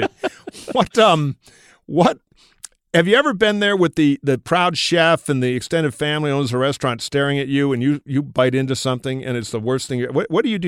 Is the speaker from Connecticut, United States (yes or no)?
no; Michigan, United States; in my home state of Michigan